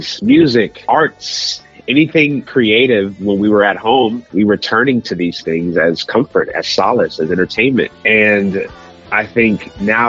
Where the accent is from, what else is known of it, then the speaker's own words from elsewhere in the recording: Kansas City, Missouri, United States; moved away; it explores the themes of my hometown roots. Kansas City is such a fiber of my being